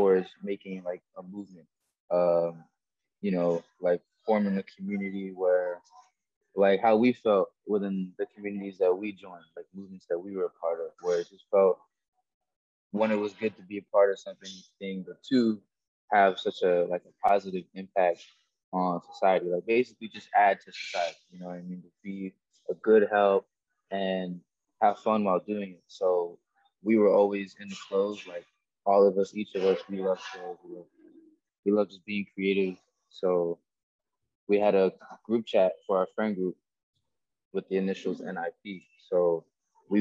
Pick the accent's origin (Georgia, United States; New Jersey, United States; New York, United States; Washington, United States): New York, United States; now in Florida, United States; I'm from New York. I'm like the only guy from New York